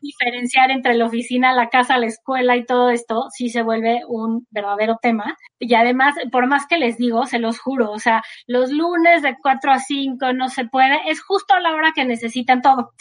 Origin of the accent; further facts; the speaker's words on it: Mexico; como mexicanos